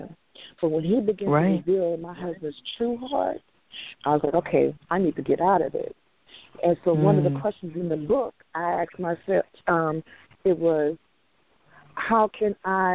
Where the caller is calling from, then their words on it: Houston, Texas, United States; I'm calling from Houston